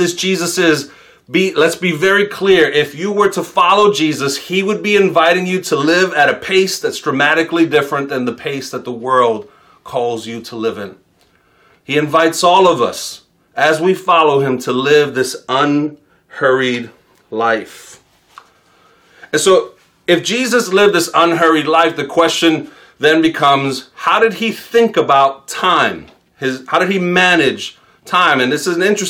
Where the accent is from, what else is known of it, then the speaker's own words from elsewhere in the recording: New York City, New York, United States; as a New Yorker, I didn't start driving till I was 26